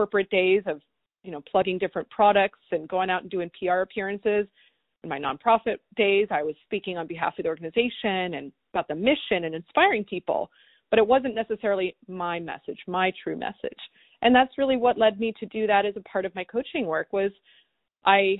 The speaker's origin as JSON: {"language": "English", "region": "East Coast", "country": "United States", "tie": "born or raised there", "said": "I grew up in the East Coast"}